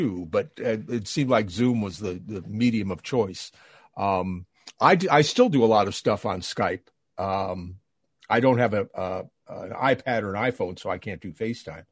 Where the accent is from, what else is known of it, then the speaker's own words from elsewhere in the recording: Canada; I'm Canadian